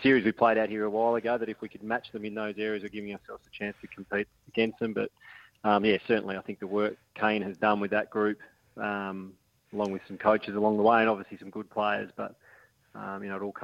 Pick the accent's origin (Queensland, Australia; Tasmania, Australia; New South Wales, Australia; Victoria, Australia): Tasmania, Australia; he's another good Tassie boy